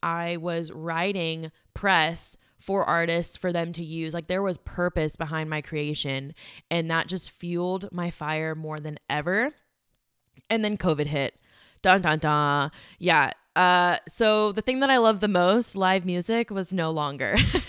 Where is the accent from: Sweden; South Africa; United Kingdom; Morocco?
South Africa; moved away; My family, we are immigrants from South Africa, and our upbringing was, so I didn't fully know about our immigration story until last year in August.